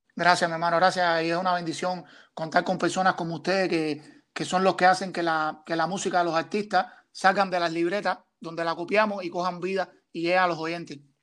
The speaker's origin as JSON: {"language": "Spanish", "region": "Matanzas", "country": "Cuba", "moved": "yes", "lives_now": "Toronto, Canada", "said": "soy un artista cubano que viene de la provincia de Matanza"}